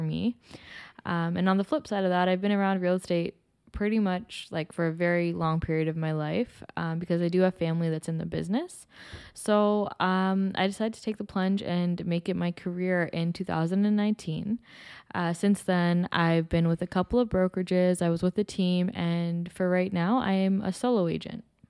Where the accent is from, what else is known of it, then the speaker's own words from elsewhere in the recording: Toronto, Ontario, Canada; I am born and raised in Toronto as well, um, specifically in Scarborough my whole life.